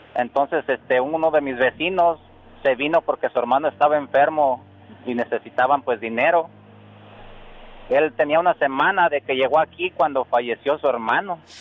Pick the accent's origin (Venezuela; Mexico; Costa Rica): Mexico; Angamacutiro, Michoacán; now in Salinas, United States; yo soy de Angamacutiro.